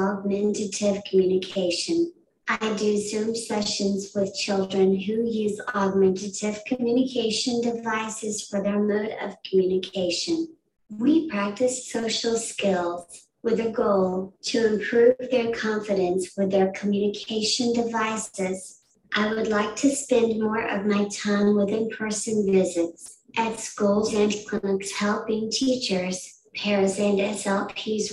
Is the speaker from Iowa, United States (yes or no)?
yes; Decatur, Iowa, United States; now in Madison, United States; I'm from Decatur, Iowa